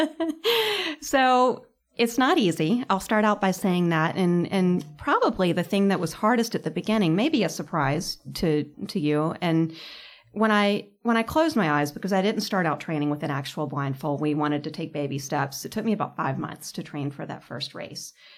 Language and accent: English; Charlotte, North Carolina, United States; I grew up in Charlotte and was at soccer practice my junior year of high school